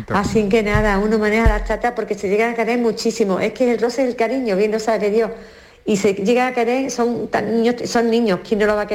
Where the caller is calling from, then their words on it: Carmona, Andalusia, Spain; Casperito y beso, buen año y soy … de Carmona.